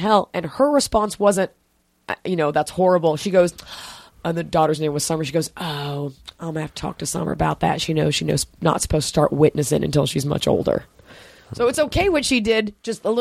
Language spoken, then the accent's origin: English; Dallas, Texas, United States; now in California, United States; Growing up in Texas, Jewish